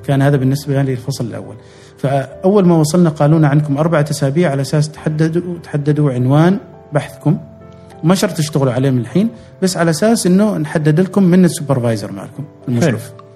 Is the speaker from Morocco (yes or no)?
no; Oman; كعمانيين نحن اساسا تاريخيا تجار